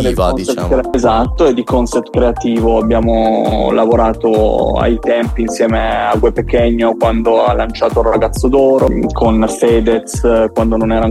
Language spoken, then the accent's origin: Italian; Turin, Piedmont, Italy; io sono di Torino